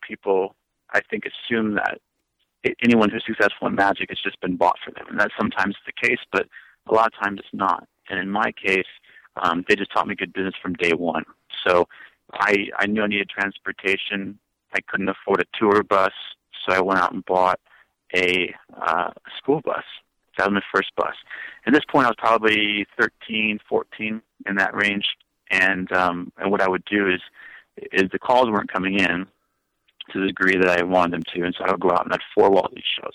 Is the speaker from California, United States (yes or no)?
no; Brookings, South Dakota, United States; now in Branson, United States; my hometown of Brookings, South Dakota